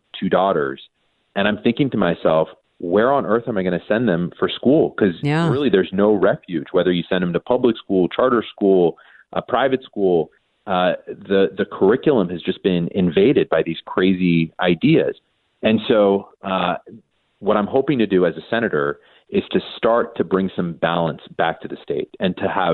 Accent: California, United States; I was born and raised in California

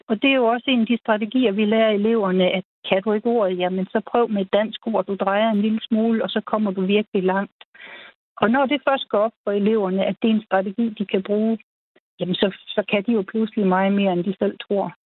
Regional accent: the West Coast, West Jutland, Denmark; born or raised there

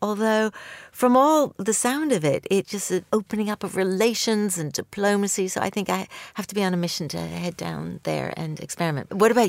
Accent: Canada; I'm Canadian

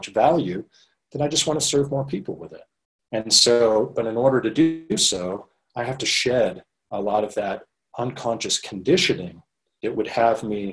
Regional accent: Maine, United States; moved away as an adult; now in Los Angeles, United States; going from growing up in Maine to starting at the age of 25, spending most of the last 20 years in the Los Angeles area in Southern California.

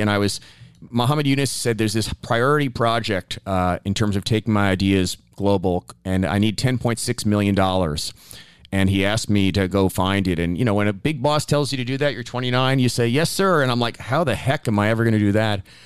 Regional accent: New York, United States; also born or lived in Bangladesh; growing up in New York in the seventies

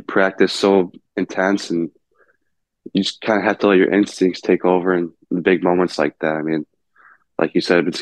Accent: South Lyon, Michigan, United States; growing up in South Lyon

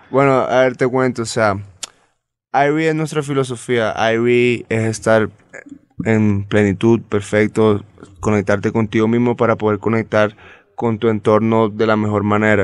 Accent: San Andrés, Providencia and Santa Catalina, Colombia; somos la única porción de tierra colombiana que estamos separados del resto

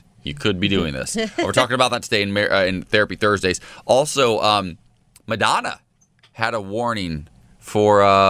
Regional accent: Ohio, United States; moved away; I grew up in Ohio.

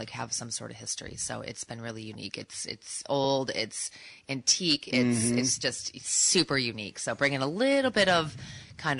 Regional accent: Holland, Michigan, United States; moved away as an adult; also born or lived in Fort Lauderdale, Florida; I grew up in Holland.

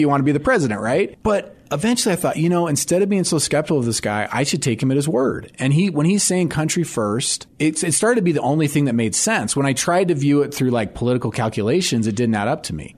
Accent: United States; as an American

